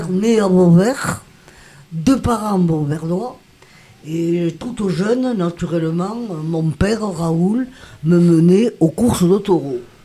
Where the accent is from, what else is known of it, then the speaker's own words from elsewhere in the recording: Beauvert, Occitania, France; also born or lived in Nîmes / Côte d'Ivoire; Je suis née à Beauvert. Jusqu'à présent, j'habite ma maison.